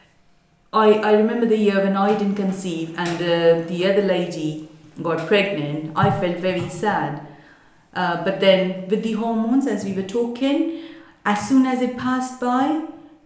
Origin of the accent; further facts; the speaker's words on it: Mumbai, Maharashtra, India; moved away; we are from Mumbai. I came over here